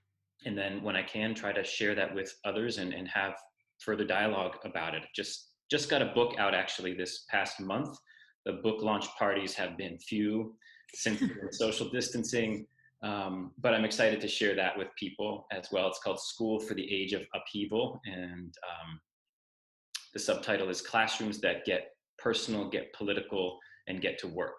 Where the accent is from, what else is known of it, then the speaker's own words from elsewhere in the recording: Moretown, Vermont, United States; moved away as an adult; also born or lived in New York City / Middlesex, Vermont; I grew up in Moretown, Vermont, about 20 minutes away.